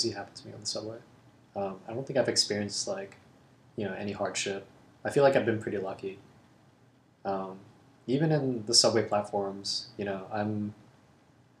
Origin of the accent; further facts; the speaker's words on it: Hong Kong; now in New York, United States; I grew up in Hong Kong